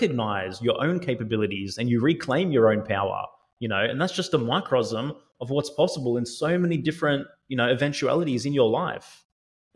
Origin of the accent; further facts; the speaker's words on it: Australia; I'm Aussie, you know, I've lived in Australia most of my life